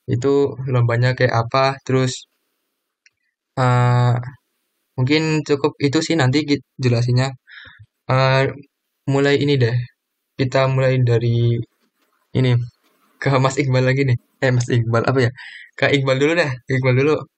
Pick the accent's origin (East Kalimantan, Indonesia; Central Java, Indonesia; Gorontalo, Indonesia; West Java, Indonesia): Central Java, Indonesia; Kebumen; asal saya itu dari Kebumen